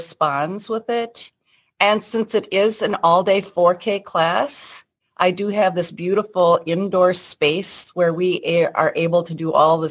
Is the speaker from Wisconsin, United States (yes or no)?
yes; southwestern Wisconsin, United States; also born or lived in Mexico / Texas; I grew up on a dairy farm